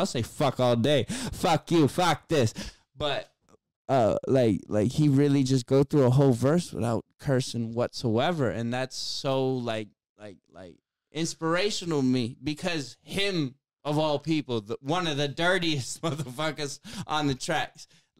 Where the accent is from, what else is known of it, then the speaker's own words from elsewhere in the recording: Worcester, Massachusetts, United States; I'm from Worcester, Massachusetts. You know how many guns I've had in my face in my life?